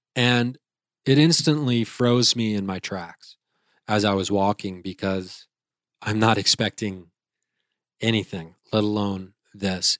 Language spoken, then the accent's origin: English; Dayton, Ohio, United States; I'm a comedian from Dayton, Ohio